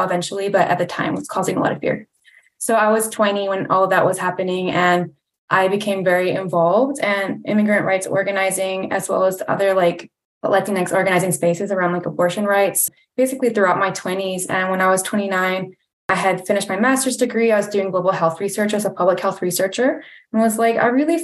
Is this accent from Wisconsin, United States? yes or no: no; Chattanooga, Tennessee, United States; moved away as an adult; also born or lived in California; I grew up in Chattanooga, but I came to Atlanta to my first internship in like 2007.